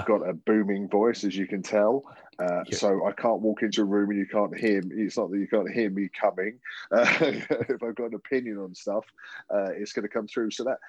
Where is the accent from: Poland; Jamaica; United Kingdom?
United Kingdom; Strood, South East England; accent: Estuary English; moved away as an adult; now in Leeds, United Kingdom; I was born in Kent, and I was actually born in the house that my parents lived in until I moved off to university. I grew up in a place called the Medway Towns, my nearest town was called Strood, but I lived in a place called Frinsbury.